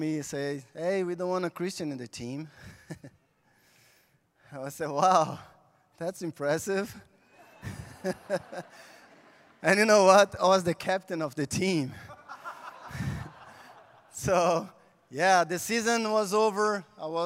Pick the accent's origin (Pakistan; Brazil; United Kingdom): Brazil; English is a second language; moved away; I'm from Brazil, and I was born in the big favela in Brazil.